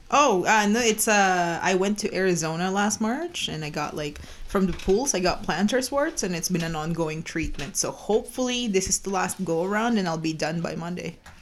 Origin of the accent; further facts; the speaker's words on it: Philippines; now in Calgary, Canada; I was born and raised in the Philippines.